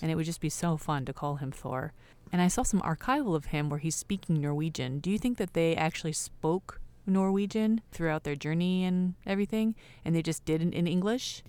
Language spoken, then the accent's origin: English; California, United States; California, you know, like Roxy, Quicksilver